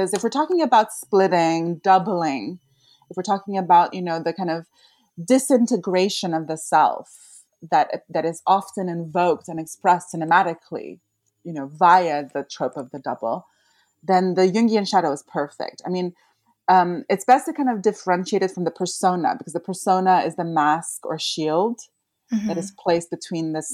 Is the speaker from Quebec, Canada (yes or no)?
yes; Montreal, Quebec, Canada; in Montreal, my hometown